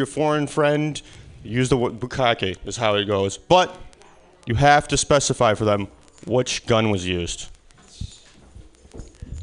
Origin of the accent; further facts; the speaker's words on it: Midwest, United States; moved away as an adult; now in California, United States; originally, I'm from the Midwest. This is winter back where I come from. This is my second year in California without it